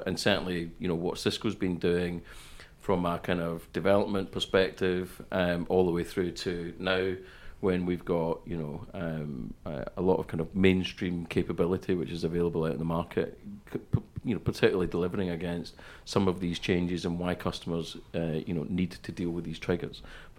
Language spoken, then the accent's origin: English; Scotland, United Kingdom; also born or lived in Denmark / London, United Kingdom; And then I lived in London till I was 5, and then moved to the west coast of Scotland.